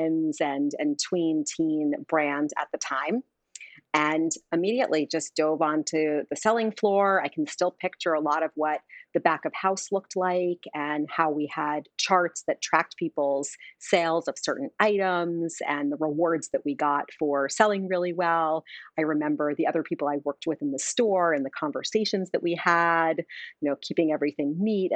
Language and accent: English; Long Island, suburbs of New York City, United States; Grew up in the suburbs of New York City, was a Long Island kid